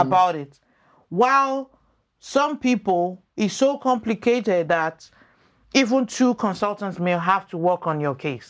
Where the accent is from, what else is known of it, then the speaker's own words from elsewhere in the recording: Lagos, Nigeria; moved away as an adult; also born or lived in United States / Maryland; now in Canada; I grew up in First Arc in Nigeria